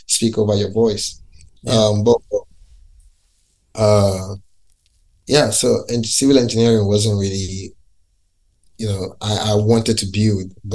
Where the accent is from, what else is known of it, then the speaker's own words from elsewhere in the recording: Lagos, Nigeria; moved away as an adult; now in London, United Kingdom; I grew up in Lagos City